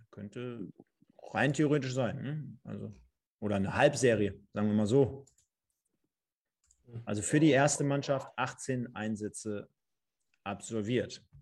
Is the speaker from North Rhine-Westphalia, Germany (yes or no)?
yes; North Rhine-Westphalia, Germany; born there; ich bin in NRW geboren, ich bin Deutscher